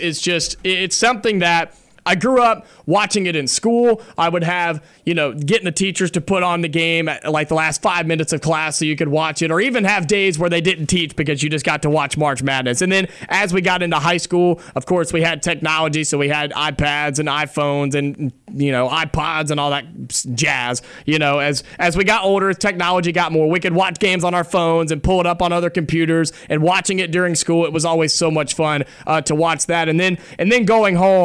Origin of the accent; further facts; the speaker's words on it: Ohio, United States; moved away; growing up in Ohio for a long time